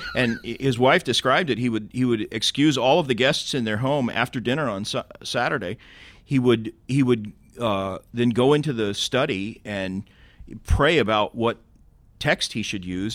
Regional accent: Tulsa, Oklahoma, United States; moved away; my hometown, Tulsa

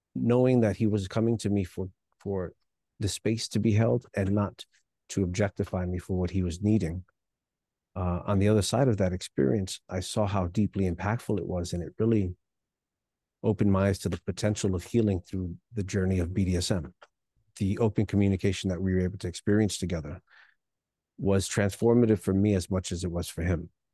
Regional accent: New York City, New York, United States; also born or lived in Hialeah, Florida; born in Hialeah, Florida, but I grew up in New York City

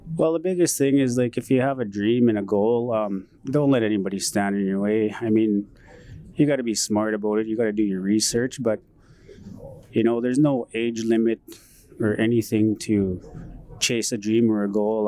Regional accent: Paddle Prairie Métis Settlement, Alberta, Canada; I grew up in Paddle Prairie Métis settlement

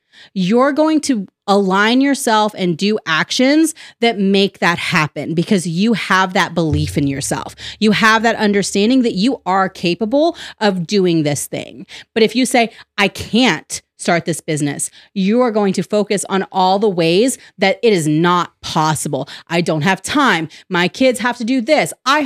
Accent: the South, United States; I'm not religious per se. I like to say that I'm spiritual. That's more so because I grew up in the Bible Belt.

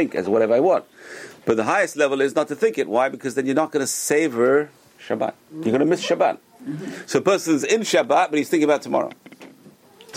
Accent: United States; also born or lived in Northeast United States; we're American. We're living in North America. We're living in Northeast

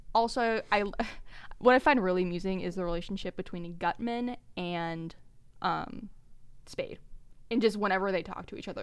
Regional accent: Bay Area, California, United States; Ben and I were born and raised in the Bay Area

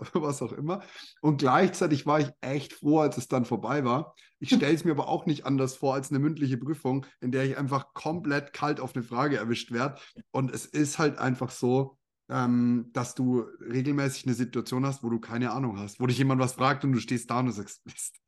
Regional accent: Bavaria, Germany; also born or lived in Canada; Bei uns in Bayern in der, in der Schule, im Gymnasium

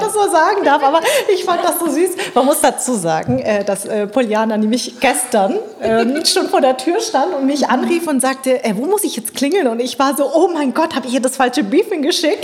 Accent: Darmstadt, Hesse, Germany; born or raised there; also born or lived in Munich, Germany; now in Berlin, Germany

